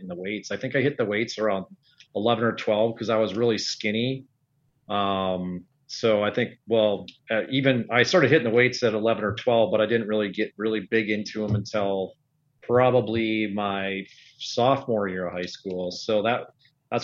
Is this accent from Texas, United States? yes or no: no; Oakdale, Minnesota, United States; I grew up in the suburbs of St. Paul, Oakdale, Minnesota